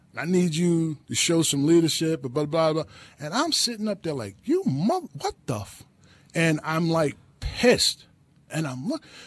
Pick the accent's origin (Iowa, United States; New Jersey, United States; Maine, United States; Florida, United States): New Jersey, United States; I'm from Jersey